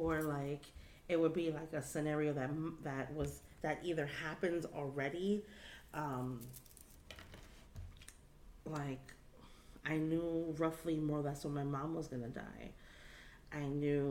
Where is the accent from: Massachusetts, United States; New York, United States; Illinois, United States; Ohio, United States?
New York, United States; New York City; growing up in the Bronx